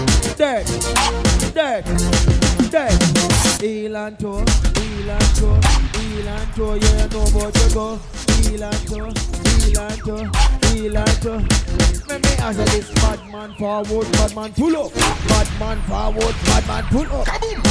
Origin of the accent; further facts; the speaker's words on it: Jamaica; But as a Jamaican, you see the first commandment, what he say?